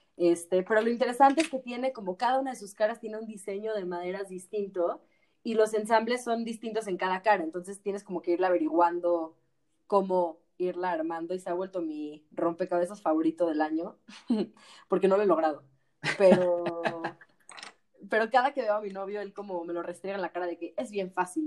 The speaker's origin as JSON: {"language": "Spanish", "country": "Mexico", "said": "como como mexicanos"}